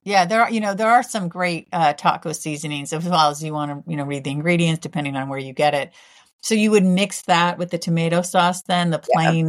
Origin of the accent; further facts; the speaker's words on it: California, United States; I've loved Mexican food my whole life, but I grew up in California.